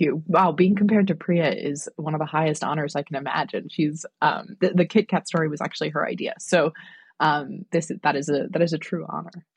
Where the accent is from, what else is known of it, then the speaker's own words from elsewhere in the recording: New York, United States; I'm from New York